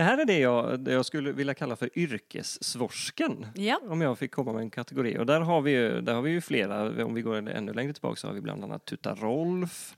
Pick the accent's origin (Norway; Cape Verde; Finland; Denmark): Norway; Northern Norway; accent: Northern Norwegian; Swedish is a second language; moved away as an adult; now in Gothenburg, Sweden; Jag föddes 1983 i en liten by i Nordnorge där jag bodde fram tills någonstans i mina tidiga 20 år.